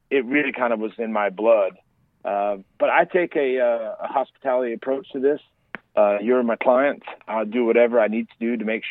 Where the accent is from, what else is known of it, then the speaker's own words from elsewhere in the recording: Dallas, Texas, United States; also born or lived in Plano, Texas; born and raised in Dallas